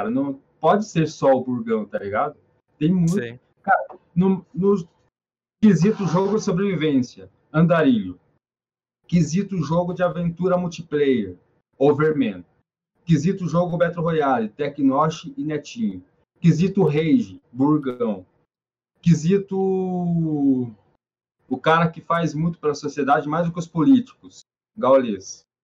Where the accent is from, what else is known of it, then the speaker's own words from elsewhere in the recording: Ponta Grossa, Paraná, Brazil; now in Curitiba, Brazil; Em 2013, que foi quando eu vim de Ponta Grossa para Curitiba, que eu morei na rua quase um ano, passei o Natal na rua, aliás.